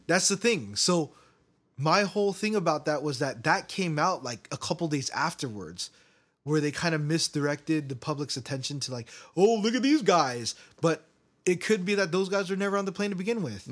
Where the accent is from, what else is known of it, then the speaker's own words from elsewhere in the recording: United States; I believe that I'm American. I, I, I can't say that I'm Korean